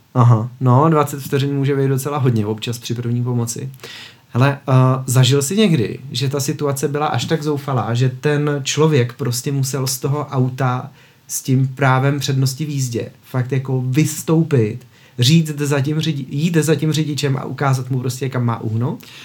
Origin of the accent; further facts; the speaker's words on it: Czechia; my jako Češi